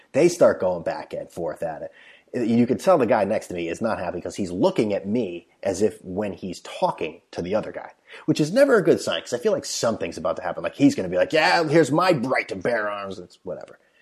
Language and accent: English; United States; I'm like, "Oh, uh, United States."